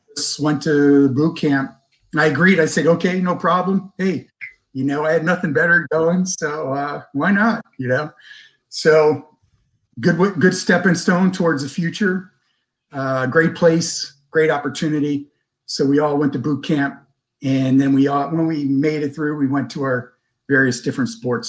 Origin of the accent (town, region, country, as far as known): Glen Burnie, Maryland, United States; born or raised there; moved away as an adult; also born or lived in Munich, Germany; now in San Diego, United States